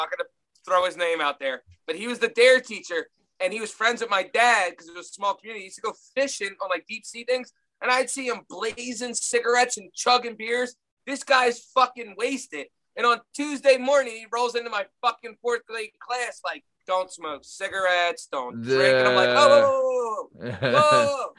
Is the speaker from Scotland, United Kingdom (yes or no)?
no; Wales, United Kingdom; we grew up in North Wales